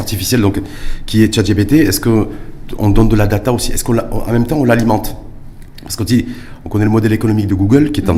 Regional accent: Morocco; chez nous, au Maroc

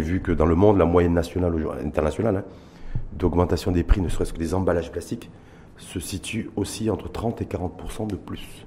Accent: Morocco; chez nous, au Maroc

